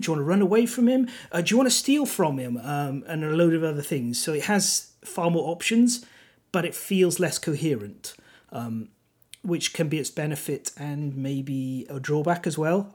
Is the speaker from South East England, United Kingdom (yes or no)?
no; Welsh, Wales, United Kingdom; first language Welsh; English is a second language; My actual native tongue is Welsh